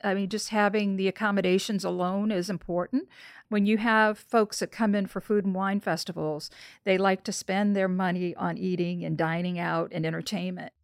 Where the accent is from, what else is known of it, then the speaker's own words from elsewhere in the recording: New Orleans, Louisiana, United States; I'm from New Orleans